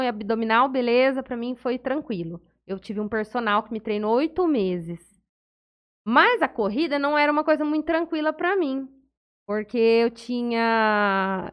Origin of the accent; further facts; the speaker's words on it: São José do Rio Preto, São Paulo, Brazil; also born or lived in Santa Fé do Sul; eu sou de São José do Rio Preto